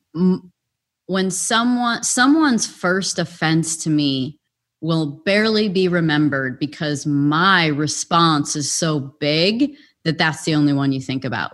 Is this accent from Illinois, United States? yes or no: yes; Illinois, United States; also born or lived in Wisconsin; we were both born in Wisconsin, but we grew up in Illinois, so that's how close we were to the border.